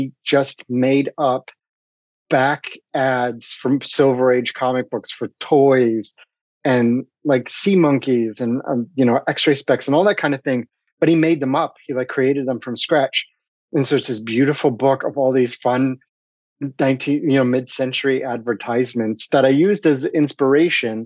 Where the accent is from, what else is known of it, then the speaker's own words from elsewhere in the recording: Ohio, United States; my childhood growing up in the Midwest, I grew up in Ohio